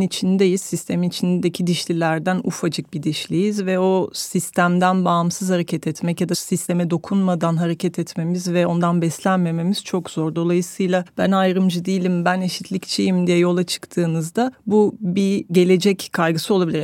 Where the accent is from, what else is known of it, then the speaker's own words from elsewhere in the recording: France; now in Turkey; Fransa'da doğdum, ötekiydim. Türkiye'ye geldim, burada öteki kaldım.